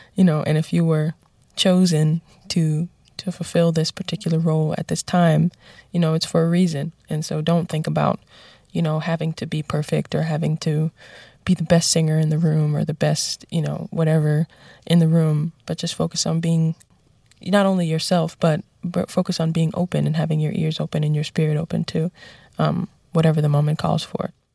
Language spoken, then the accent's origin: English; New York City, New York, United States; even though I'm from the Bronx, I made it out